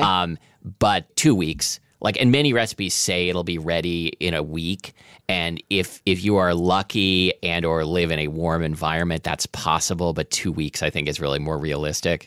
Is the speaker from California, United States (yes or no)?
no; Portland, Oregon, United States; when I was a kid growing up in Portland, Oregon